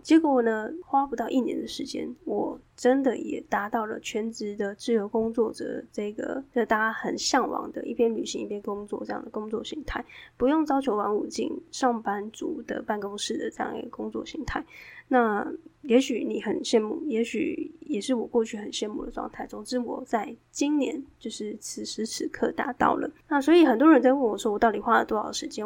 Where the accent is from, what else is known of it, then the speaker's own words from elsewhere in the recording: southern Taiwan, Taiwan; moved away; also born or lived in Taipei; 因为我是南部人嘛，在台湾的南部